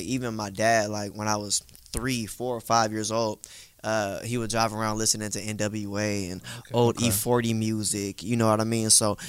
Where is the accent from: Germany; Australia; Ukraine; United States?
United States; Pittsburg, California; I'm from the East Bay area in a city called Pittsburgh, California.